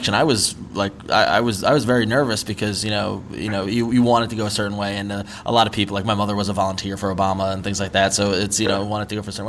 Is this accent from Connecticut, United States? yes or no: no; New York, United States; now in San Francisco, United States; I'm from New York and live in San Francisco